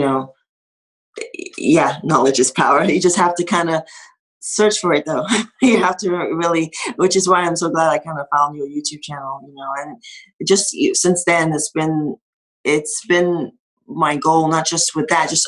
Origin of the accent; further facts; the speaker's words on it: Nigeria; now in United States; I'm from Nigeria